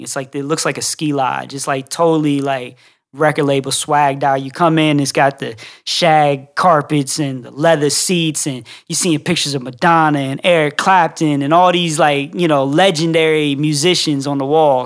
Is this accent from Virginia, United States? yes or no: yes; Reston, Virginia, United States; moved away as an adult; now in Atlanta, United States; I'm originally from Northern Virginia, like the rest in D C, uh, Reston is the town I'm from